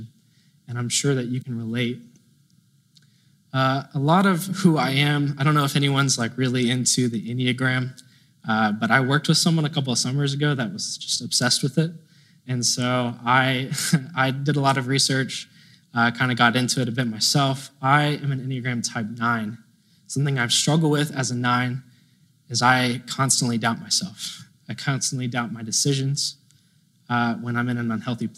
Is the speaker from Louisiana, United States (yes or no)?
no; Tomball / Plantersville, Texas, United States; now in San Marcos, United States; I grew up in Tomball for a time. And then when I was about 10 years old, I moved to Plantersville, Texas, which is a very small town, kind of close to College Station